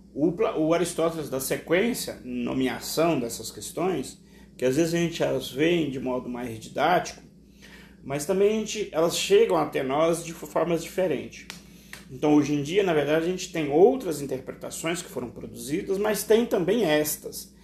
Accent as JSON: {"language": "Portuguese", "country": "Brazil", "said": "nós, enquanto brasileiros, temos uma forte ligação com a tradição africana"}